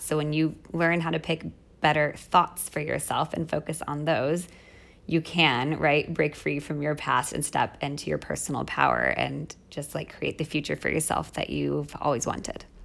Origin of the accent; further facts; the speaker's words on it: United States; moved away as an adult; also born or lived in Mexico City, Mexico; now in Rome, Italy; as an American